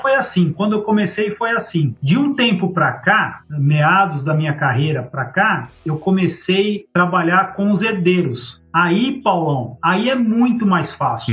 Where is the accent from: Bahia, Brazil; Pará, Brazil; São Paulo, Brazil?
São Paulo, Brazil; eu nasci em São Paulo, velho. Nasci na Moca